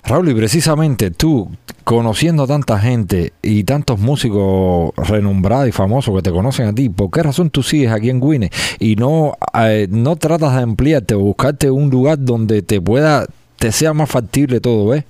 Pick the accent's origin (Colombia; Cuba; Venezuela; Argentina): Cuba; nosotros somos cubanos y el cubano lleva la sabrosura esa ahí